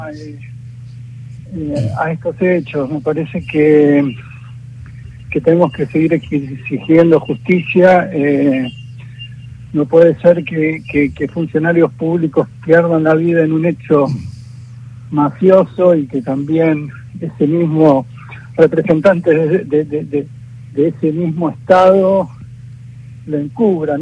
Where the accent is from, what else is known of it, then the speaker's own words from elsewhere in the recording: Argentina; como argentinos